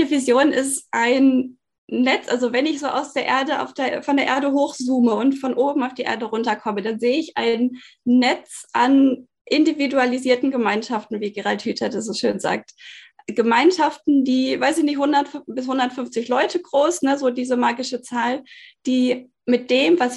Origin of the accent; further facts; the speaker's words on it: Bielefeld, North Rhine-Westphalia, Germany; born there; Wir wohnen hier in einem schönen Holzhaus in Süddeutschland, inzwischen gebürtig aus Bielefeld.